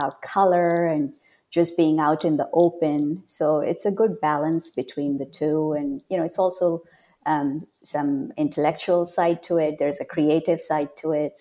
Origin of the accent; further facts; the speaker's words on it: India; moved away as an adult; now in California, United States; I was born and raised in India, but I came to America decades ago, as soon as I turned into an adult.